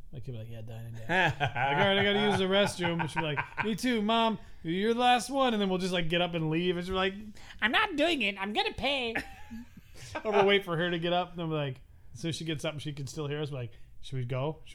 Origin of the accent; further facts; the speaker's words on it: Pahrump, Nevada, United States; Did you know we're from Pahrump? Did you think we were going to pay? We're from Pahrump.